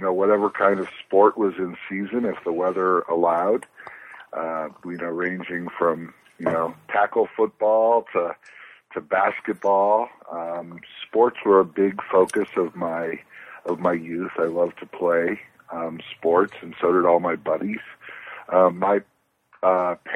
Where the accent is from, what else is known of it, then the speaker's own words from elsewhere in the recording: Cleveland, Ohio, United States; moved away as an adult; I'm from Cleveland, Ohio. I spent my school years, from birth to when I went to college, living